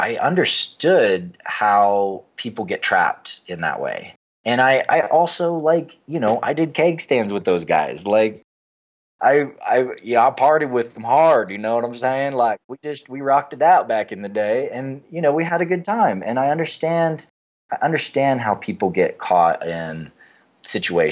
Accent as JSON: {"language": "English", "region": "Western North Carolina", "country": "United States", "tie": "born or raised there", "said": "I grew up in Western North Carolina"}